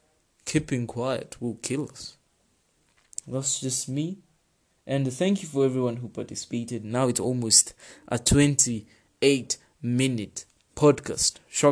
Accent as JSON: {"language": "English", "country": "Kenya", "said": "I am from Africa and I am a Kenyan."}